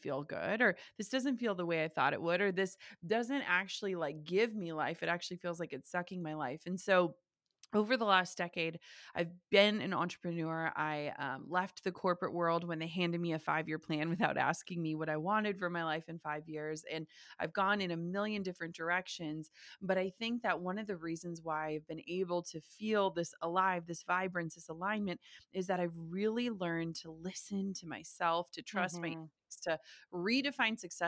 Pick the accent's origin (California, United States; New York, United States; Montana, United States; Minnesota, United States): Minnesota, United States; small town; I grew up in the Midwest in small town Minnesota. We still live in small town Minnesota